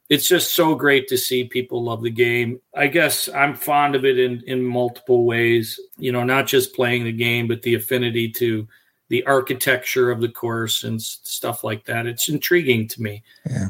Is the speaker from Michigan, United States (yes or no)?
yes; Detroit, Michigan, United States; I played primarily baseball growing up in Detroit